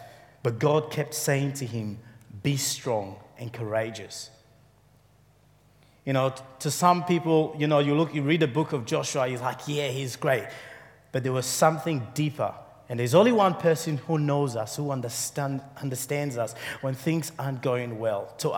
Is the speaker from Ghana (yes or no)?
yes; Ghana; moved away; also born or lived in Sierra Leone; Most of my life, I grew up in Africa. After the war, we fled to Ghana, where my father is from.